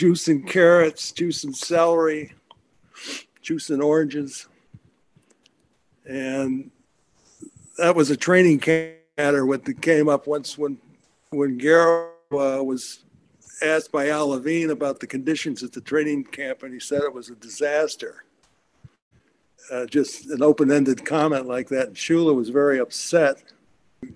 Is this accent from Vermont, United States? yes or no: no; Syracuse, New York, United States; moved away as an adult; also born or lived in Western Massachusetts; I grew up in Syracuse Park, which was football crazy at that time.